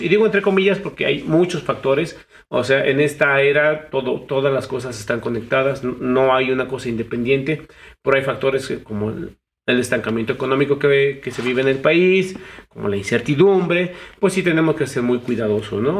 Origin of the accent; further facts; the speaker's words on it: Mexico; como mexicanos, ciudadanos